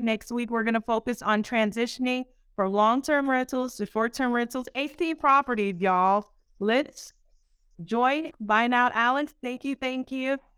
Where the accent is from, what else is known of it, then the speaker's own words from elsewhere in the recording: Haiti; moved away; I'm a girl from Haiti, the, the poorest country in the Western Hemisphere